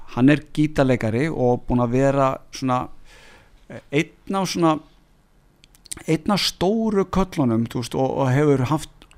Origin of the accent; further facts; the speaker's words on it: Hafnarfjörður, Capital Region, Iceland; nú er ég komin í heimabæin minn, Hafnarfjörð